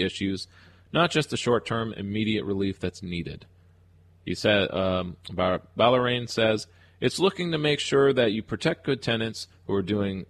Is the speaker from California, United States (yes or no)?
no; Albany, New York, United States; my hometown of Albany